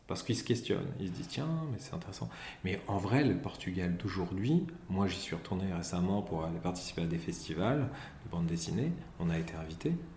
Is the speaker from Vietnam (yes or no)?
no; Pontoise, Île-de-France, France; je suis né euh, le 7 juillet 1975 à Pontoise, qui est dans le 95